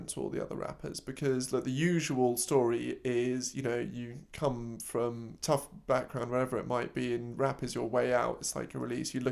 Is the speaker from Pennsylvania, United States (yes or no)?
yes; Cheltenham, Pennsylvania, United States; also born or lived in Philadelphia; I was born out of Philly, grew up in a little silly old town called Cheltenham. It was in the suburbs, upper middle wealth around.